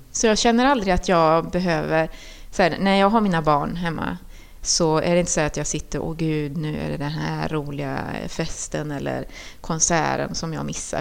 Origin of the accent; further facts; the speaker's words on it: Trollhättan, Västra Götaland, Sweden; also born or lived in Chile; jag var uppväxt på Kronogården